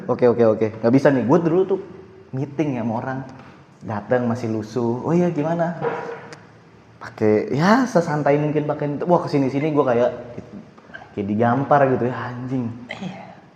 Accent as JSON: {"language": "Indonesian", "region": "Jakarta", "country": "Indonesia", "tie": "born or raised there", "said": "kan gue orang Jakarta ya maksudnya asli situ lah"}